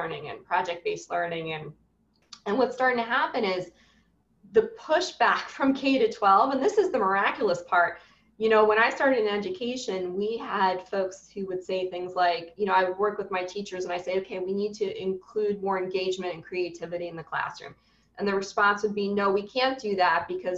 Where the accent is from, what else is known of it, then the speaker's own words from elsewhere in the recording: New York City, New York, United States; I'm a New Yorker through and through